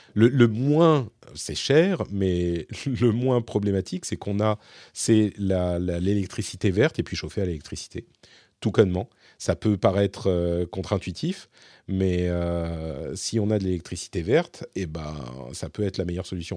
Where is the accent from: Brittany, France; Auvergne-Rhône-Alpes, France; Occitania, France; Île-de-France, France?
Île-de-France, France; Paris; moved away as an adult; now in Finland